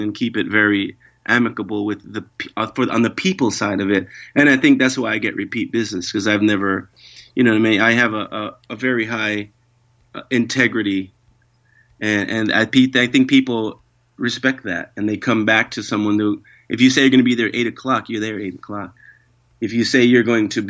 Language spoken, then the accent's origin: English; New York, United States; now in Hawaii, United States; I grew up in New York